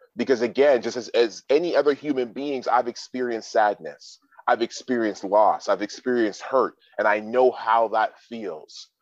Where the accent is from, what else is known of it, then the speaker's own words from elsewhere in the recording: Toronto, Ontario, Canada; I was born and raised in Toronto, Ontario, Canada